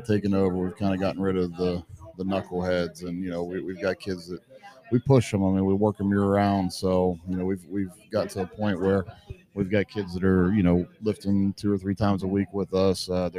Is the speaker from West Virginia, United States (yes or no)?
yes; New Martinsville, West Virginia, United States; also born or lived in Morgantown, West Virginia; I grew up in New Martinsville, so always been a big West Virginia fan